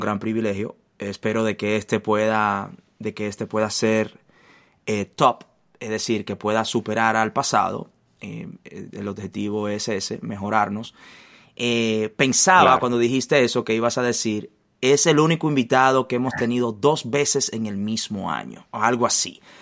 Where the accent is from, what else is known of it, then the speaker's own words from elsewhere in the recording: Santo Domingo, Distrito Nacional, Dominican Republic; also born or lived in La Romana, Dominican Republic; mi padre fue trasladado a la ciudad capital